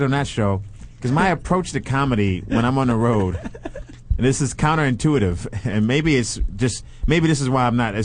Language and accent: English; New York City, New York, United States; moved away as an adult; also born or lived in Boston; I'm from New York, from Brooklyn, New York